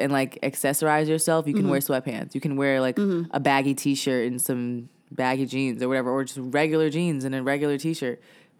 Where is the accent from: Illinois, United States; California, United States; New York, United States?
New York, United States; New York City; I'm from Brooklyn.